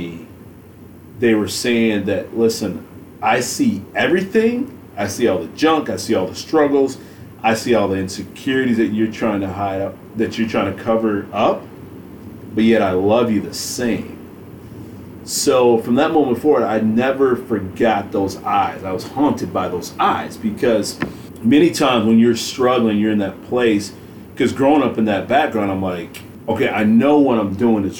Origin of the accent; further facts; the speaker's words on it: Grand Rapids, Michigan, United States; I grew up in Grand Rapids, Michigan